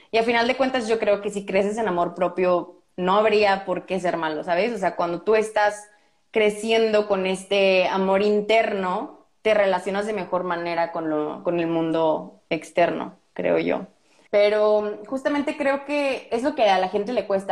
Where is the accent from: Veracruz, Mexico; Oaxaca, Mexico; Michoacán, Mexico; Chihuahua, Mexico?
Michoacán, Mexico; Morelia; moved away; also born or lived in Brazil; soy de Morelia, es una cultura diferente de la que hay en Monterrey